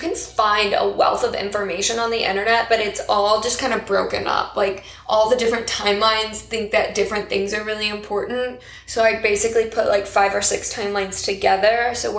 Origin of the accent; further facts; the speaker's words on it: Texas, United States; We grew up in Texas.